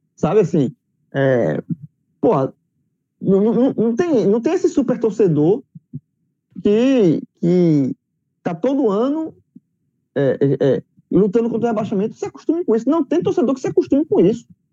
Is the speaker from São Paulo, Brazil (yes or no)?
no; Pernambuco, Brazil; eu sou daqui de Pernambuco